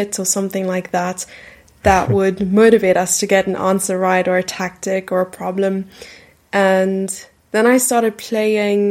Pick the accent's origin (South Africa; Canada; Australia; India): South Africa; Gqeberha, Eastern Cape; I grew up in a city named Port Elizabeth, which is now renamed to Gqeberha